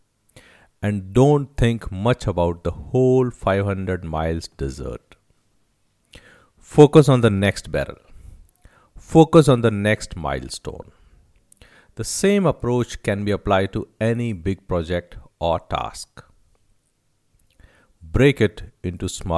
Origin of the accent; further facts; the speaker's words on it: Rajasthan, India; I'm from Rajasthan